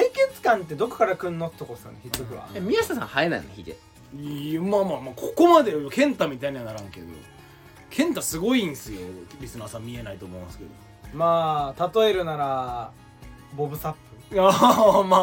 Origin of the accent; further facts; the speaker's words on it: Fukuoka, Japan; すいません僕はもう福岡出身なんでやっぱり僕は博多華丸